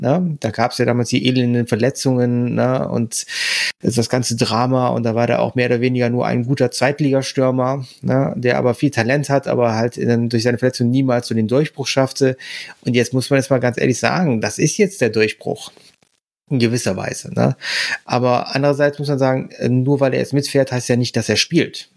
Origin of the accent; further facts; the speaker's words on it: Germany; für uns jetzt als Deutsche